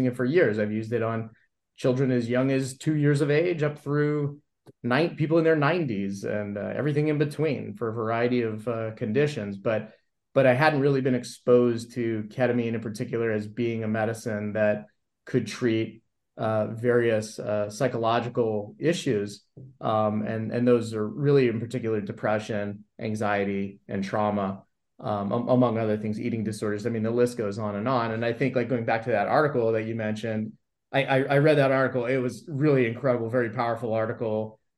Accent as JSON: {"language": "English", "town": "Los Angeles", "region": "California", "country": "United States", "tie": "born or raised there", "said": "I grew up in the Valley in LA, and my mother was really into a lot of that kind of stuff."}